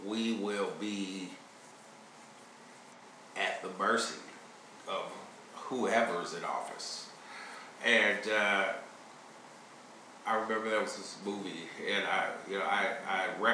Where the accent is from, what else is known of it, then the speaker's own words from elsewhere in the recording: Chicago, Illinois, United States; now in Kansas City, United States; I'm originally from Chicago